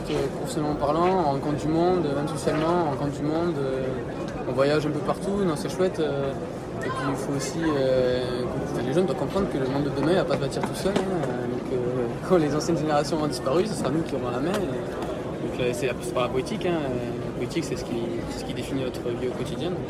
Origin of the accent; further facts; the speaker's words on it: Hautes-Pyrénées, Occitania, France; moved away as an adult; now in Toulouse, France; j'ai 20 ans, je suis étudiant à Toulouse et moi je viens des Hautes-Pyrénées dans le 65, euh, le sud-ouest.